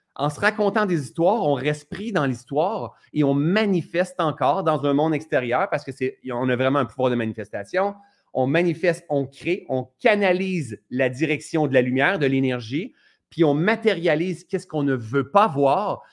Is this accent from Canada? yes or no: yes; Ascot Corner, Quebec, Canada; d'Asket Corner, hein, moi je viens de ce coin-là